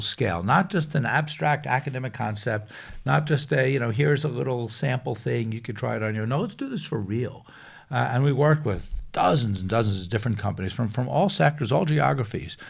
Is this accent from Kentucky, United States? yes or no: no; Long Island, New York, United States; I grew up in New York, uh, on Long Island